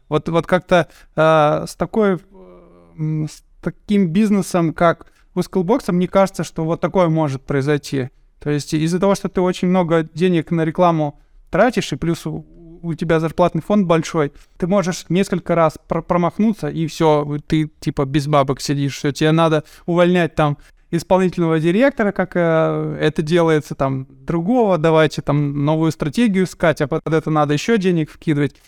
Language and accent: Russian; Chelyabinsk, Chelyabinsk Oblast, Russia; я сам из Челябинска